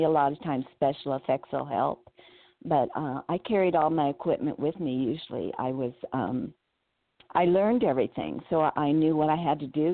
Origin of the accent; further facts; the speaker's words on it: Burbank, California, United States; I'm from Burbank, California. So I lived right down the street from Warner Brothers